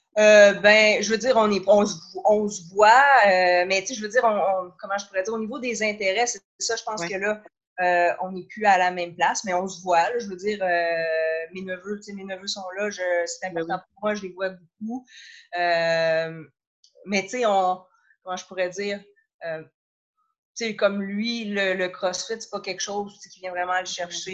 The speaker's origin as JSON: {"language": "French", "town": "Saint-Jérôme", "region": "Quebec", "country": "Canada", "tie": "born or raised there", "also_born_or_lived": "Montreal / Trois-Rivières / Sherbrooke", "said": "j'ai grandi à Saint-Jérôme. Euh, je passais toute mon enfance à Saint-Jérôme"}